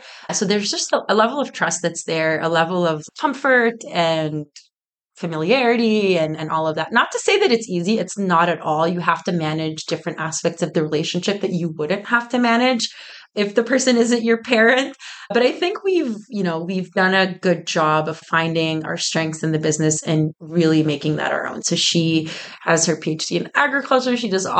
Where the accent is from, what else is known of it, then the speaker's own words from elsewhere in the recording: Oakville, Ontario, Canada; I'm from Nuba. We're from Oakville